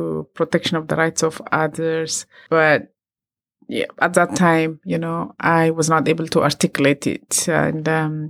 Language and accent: English; Ethiopia; I come from Ethiopia